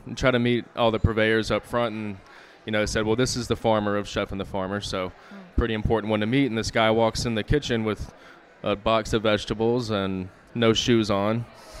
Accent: Greenville, North Carolina, United States; also born or lived in Raleigh, North Carolina; So I came from Raleigh, North Carolina, and I grew up in the area, in the Greenville, Kinston, Aiden area, and then moved to Raleigh after college

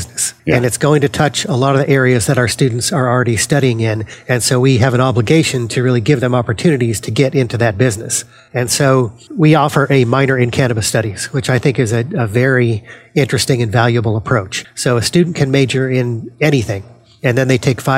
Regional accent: Denver, Colorado, United States; now in New Jersey, United States; born and raised in Denver, Colorado

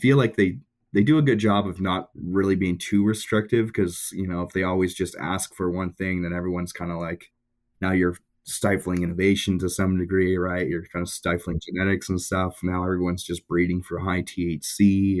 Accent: Ontario, Canada; Yeah, I'm originally from Ontario.

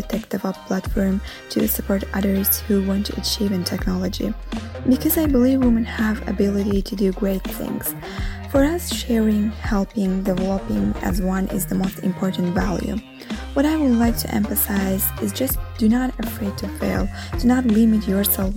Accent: Azerbaijan; now in Rome, Italy; Although I'm living in Rome, originally I am from Azerbaijan

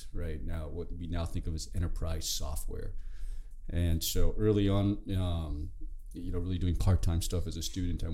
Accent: New York City, New York, United States; moved away as an adult; now in Bay Area, United States; the childhood growing up in Brooklyn, on the streets of Brooklyn

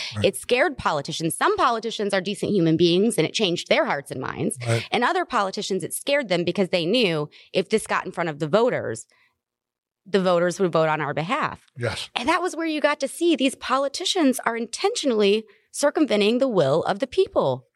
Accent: the South, United States; I'm from the South

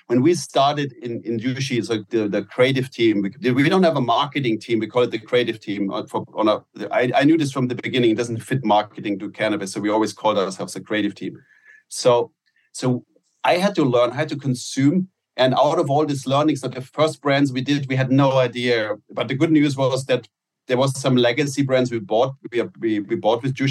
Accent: Germany; now in United States; in Germany, Nutella was I grew up on Nutella

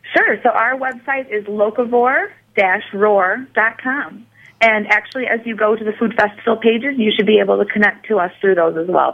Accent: Fort Atkinson, Wisconsin, United States; also born or lived in Madison, Wisconsin; I grew up in Fort Atkinson, Wisconsin.

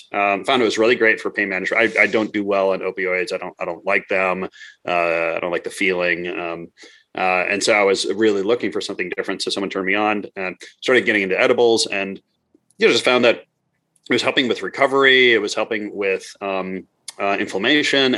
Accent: Midwest, United States; moved away as an adult; also born or lived in Montreal; I grew up in the Midwest

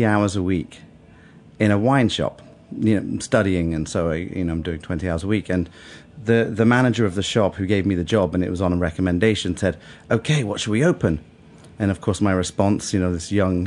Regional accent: Bath, South West England, United Kingdom; moved away as an adult; also born or lived in London; Bath. It's a town west of England, about 100 miles west of London.

